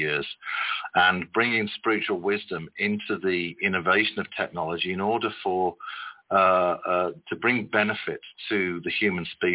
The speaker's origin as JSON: {"language": "English", "region": "West Midlands", "country": "United Kingdom", "tie": "born or raised there", "also_born_or_lived": "Birmingham", "said": "I was born in the city of Birmingham, and shortly after I was born, mom and dad moved to the countryside in the Midlands, and I was raised primarily in the countryside"}